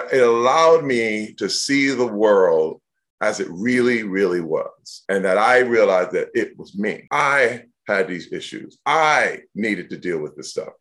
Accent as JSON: {"language": "English", "town": "Flint", "region": "Michigan", "country": "United States", "tie": "born or raised there", "said": "I was born in Flint, Michigan."}